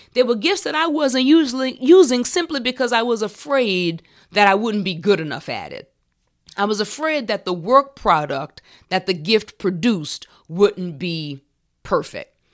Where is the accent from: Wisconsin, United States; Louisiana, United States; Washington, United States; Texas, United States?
Louisiana, United States; New Orleans; I can remember being in first grade in Valina C. Jones Elementary School in my hometown of New Orleans.